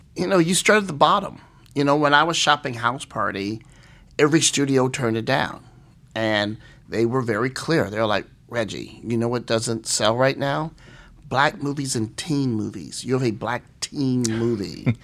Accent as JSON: {"language": "English", "town": "East St. Louis", "region": "Illinois", "country": "United States", "tie": "born or raised there", "said": "growing up in East Saint Louis, Illinois"}